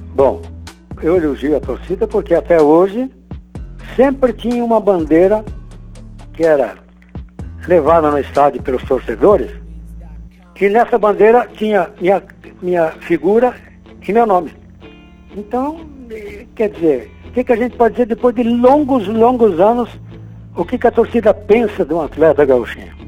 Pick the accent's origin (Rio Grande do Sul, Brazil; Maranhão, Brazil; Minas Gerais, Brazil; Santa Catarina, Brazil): Santa Catarina, Brazil; moved away; also born or lived in Porto Alegre / Londrina; Mas não sou gaúcho não, viu? Sou catarinense.